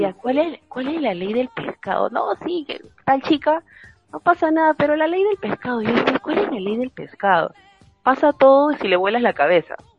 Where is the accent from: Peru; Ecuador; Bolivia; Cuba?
Peru; acá en el Perú hay mucho machismo